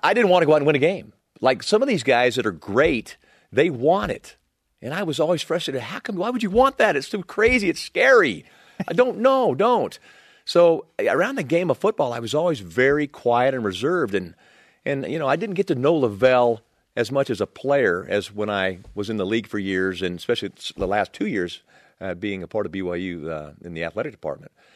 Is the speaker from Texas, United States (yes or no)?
yes; Texas, United States; moved away as an adult; I was this kid from Texas